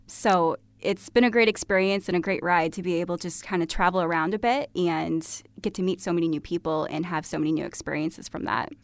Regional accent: Sherman, Illinois, United States; also born or lived in Iowa / Australia / Chicago; I am originally from Sherman, Illinois. So, grew up here in town, very close

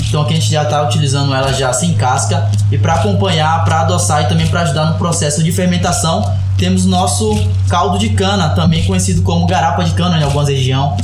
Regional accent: Coroa Vermelha Pataxó village, Bahia, Brazil; Eu sou da aldeia Pataxó de Cura Vermelha

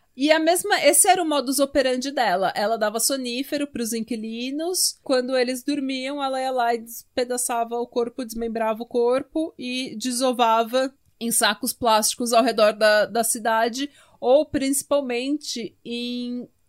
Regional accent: Brazil; Eu sou brasileira

